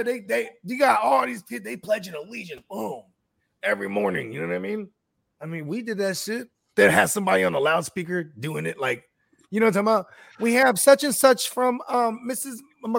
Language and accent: English; the Bay Area, California, United States; I'm from the Bay.